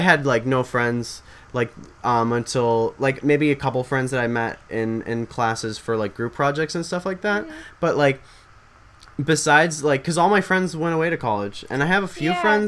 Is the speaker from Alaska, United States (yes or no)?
no; Illinois, United States; we're from Illinois.